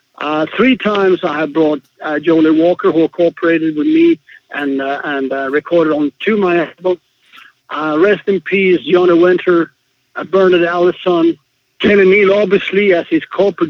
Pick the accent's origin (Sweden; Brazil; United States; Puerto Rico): Sweden; moved away as an adult; now in Israel; I was born in Sweden, and I immigrated to Israel when I was 20 years old.